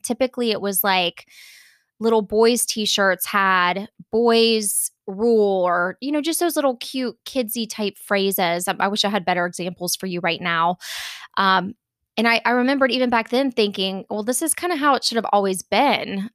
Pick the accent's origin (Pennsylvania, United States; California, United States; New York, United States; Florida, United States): Florida, United States; I grew up in Florida